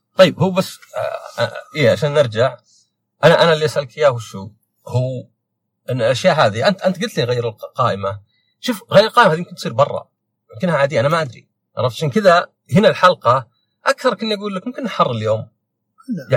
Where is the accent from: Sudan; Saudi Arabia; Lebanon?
Saudi Arabia; أنا سعودي